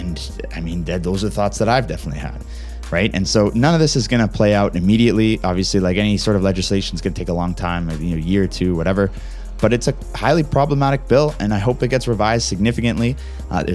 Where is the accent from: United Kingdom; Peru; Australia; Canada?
Canada; my own country